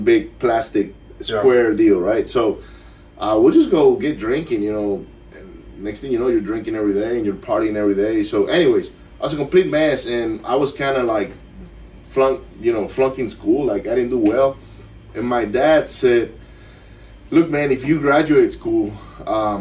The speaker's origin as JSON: {"language": "English", "town": "Maracaibo", "region": "Zulia", "country": "Venezuela", "tie": "born or raised there", "also_born_or_lived": "Miami", "second_language": "English", "moved": "as an adult", "lives_now": "Katy, United States", "said": "I grew up in Venezuela, Maracaibo, which is a city where every kid gets bullied"}